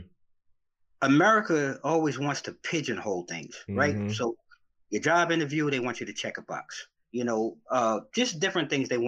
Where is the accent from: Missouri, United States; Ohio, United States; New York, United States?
New York, United States; now in D.C., Maryland, Virginia area, United States; I'm originally from New York, and I've been transplanted in the DMV, the D.C., Maryland, Virginia area now for 25 years